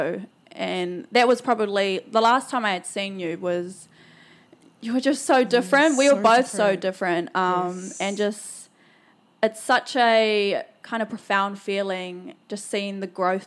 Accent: Hawke's Bay, New Zealand; now in Brisbane, Australia; Kiana and I actually met each other back in my hometown, Hawke's

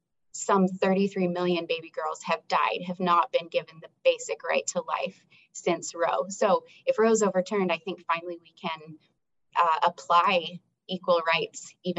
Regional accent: United States; And as an American woman, I find it offensive and appalling

